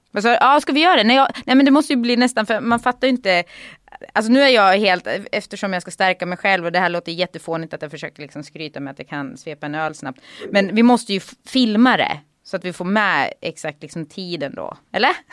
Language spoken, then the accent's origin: Swedish; Gävle, Gävleborg County, Sweden; moved away; also born or lived in Sandviken; jag är inte född där, född i Sandviken, men eh, uppvuxen ändå i Gävle